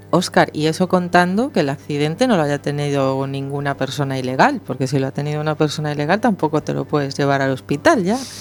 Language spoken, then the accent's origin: Spanish; Spain; a España no nos consideran parte de Europa